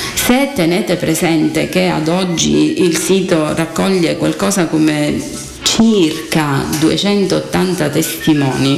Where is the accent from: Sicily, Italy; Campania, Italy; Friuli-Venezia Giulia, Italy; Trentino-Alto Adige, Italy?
Sicily, Italy; County of Modica, south-eastern; nella punta eh, sud orientale della Sicilia e, e, in particolar modo nel nostro mh, territorio, nel, in quella che potevamo considerare la contea di Modica